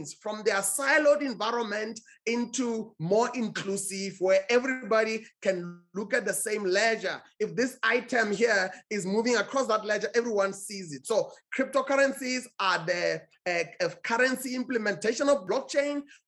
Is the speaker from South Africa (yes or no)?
yes; South Africa; my home country, South Africa.